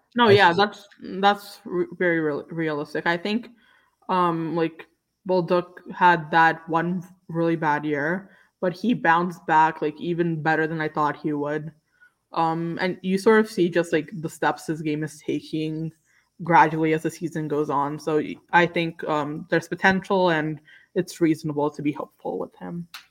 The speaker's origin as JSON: {"language": "English", "town": "New York City", "region": "New York", "country": "United States", "said": "I'm from Staten Island"}